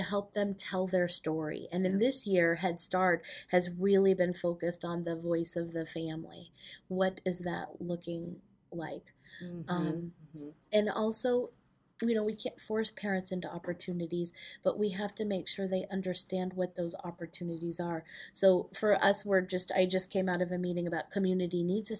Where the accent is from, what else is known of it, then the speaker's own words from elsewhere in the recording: Manchester, New Hampshire, United States; I grew up in New Hampshire, in Manchester, New Hampshire